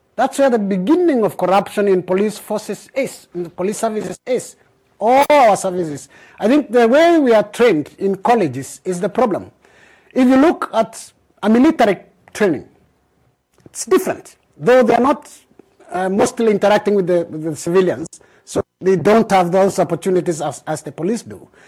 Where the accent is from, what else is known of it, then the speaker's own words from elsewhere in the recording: Bahamas; I'm from the Bahamas